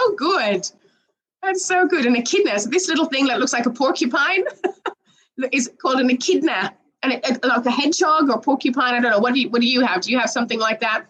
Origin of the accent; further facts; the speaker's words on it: Ireland; now in Australia; Originally, I'm from Ireland